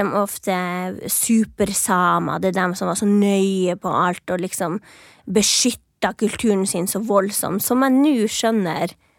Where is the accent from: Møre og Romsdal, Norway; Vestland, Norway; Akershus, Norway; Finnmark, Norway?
Finnmark, Norway; moved away as an adult; now in Oslo, Norway; når jeg vokste opp i Finnmark